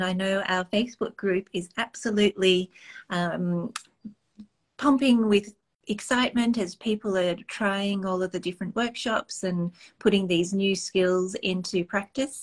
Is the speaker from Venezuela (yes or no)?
no; Australia; moved away as an adult; now in Canada; I'm originally from Australia, and I came over under totally different circumstances.